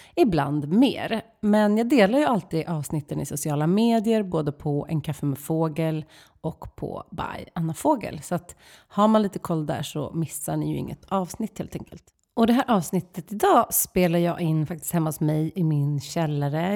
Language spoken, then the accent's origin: Swedish; Stockholm, Stockholm County, Sweden; som stockholmare